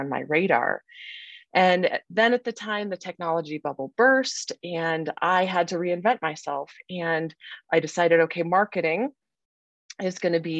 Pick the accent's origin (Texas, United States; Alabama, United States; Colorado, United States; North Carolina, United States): Colorado, United States; I had really two options in Colorado because I needed to stay in state